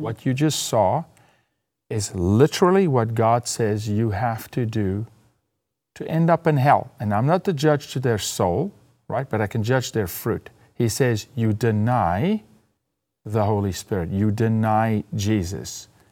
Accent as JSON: {"language": "English", "country": "South Africa", "moved": "yes", "said": "as a South African in South Africa"}